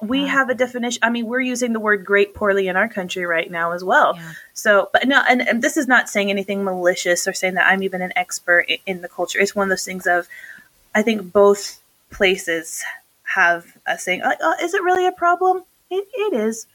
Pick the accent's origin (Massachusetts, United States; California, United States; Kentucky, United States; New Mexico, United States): New Mexico, United States; also born or lived in North Dakota; we're both from New Mexico